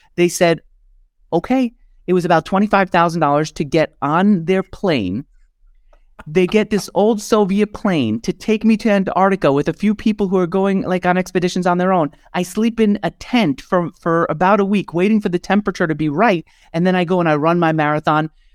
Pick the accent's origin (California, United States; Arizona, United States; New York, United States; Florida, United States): New York, United States; I grew up in New York where Wall Street was, like, the number one industry